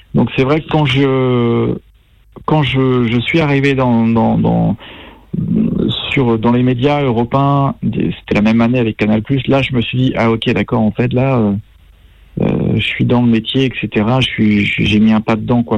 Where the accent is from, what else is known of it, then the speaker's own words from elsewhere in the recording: Brittany, France; moved away; je suis breton